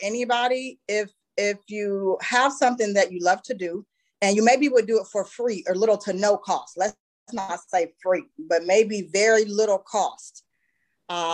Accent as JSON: {"language": "English", "town": "Youngstown", "region": "Ohio", "country": "United States", "tie": "born or raised there", "moved": "yes", "lives_now": "Columbus, United States", "said": "I did branch out and open a second training center in my hometown of Youngstown."}